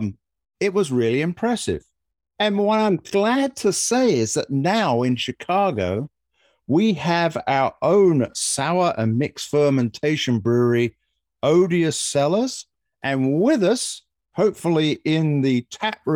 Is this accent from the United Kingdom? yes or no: yes; United Kingdom; moved away; I'm the Brit